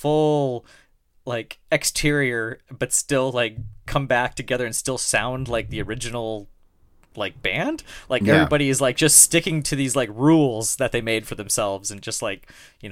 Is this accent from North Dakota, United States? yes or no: yes; North Dakota, United States; I'm from North Dakota.